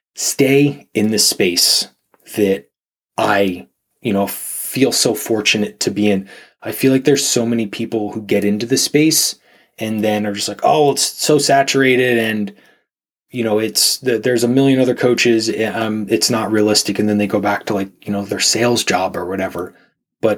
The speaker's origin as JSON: {"language": "English", "region": "Pennsylvania", "country": "United States", "tie": "born or raised there", "also_born_or_lived": "Southern California / Texas / Virginia / Arizona", "moved": "as an adult", "said": "I grew up in Pennsylvania"}